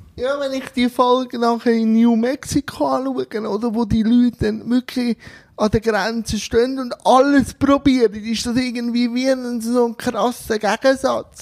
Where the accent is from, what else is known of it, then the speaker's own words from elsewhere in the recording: Switzerland; bei uns in der Schweiz